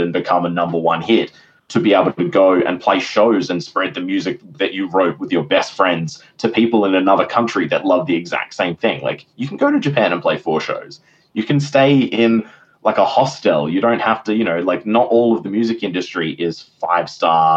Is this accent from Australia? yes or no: yes; Perth, Western Australia, Australia; I had a lot of really good experiences in Perth growing up around the Soundworks guys